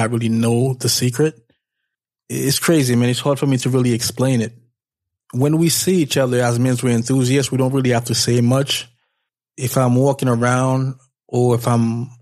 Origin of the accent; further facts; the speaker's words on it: New York, United States; I'm from New York